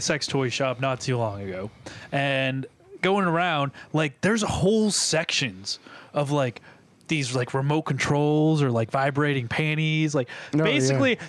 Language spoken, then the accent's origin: English; New Hampshire, United States; I'm from New Hampshire